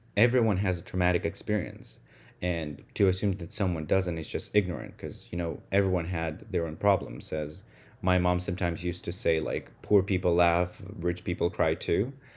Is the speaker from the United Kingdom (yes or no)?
no; Russia; first language Russian; English is a second language; moved away as an adult; now in United States; So, I'm Russian, who right now lives in the United States. So, I spend most of my life with my native language, which is Russian, nineteen plus years.